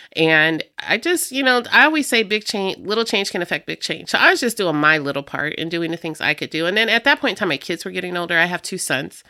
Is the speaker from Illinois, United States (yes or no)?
yes; Rock Island, Illinois, United States; also born or lived in Davenport, Iowa; I grew up here in Rock Island. I am, um, a Riverview kid